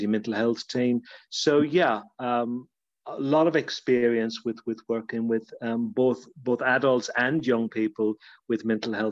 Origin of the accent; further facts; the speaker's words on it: Ballymote, Connacht, Ireland; accent: Irish; moved away as an adult; also born or lived in Tubbercurry; now in Kent, United Kingdom; I was born in Ballymote in County Sligo. I went to school in Tubbercurry.